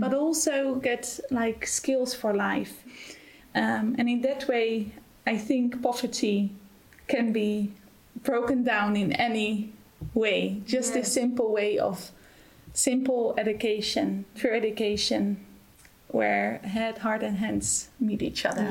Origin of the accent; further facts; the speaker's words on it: Netherlands; moved away as an adult; now in Germany; I'm originally from the Netherlands and um, I'm here since February this year